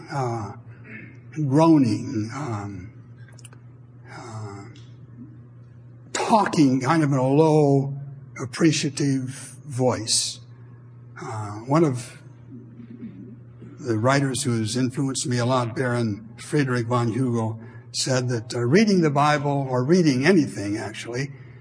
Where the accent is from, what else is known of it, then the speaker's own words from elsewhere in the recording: Montana, United States; moved away; also born or lived in Maryland; I grew up in Montana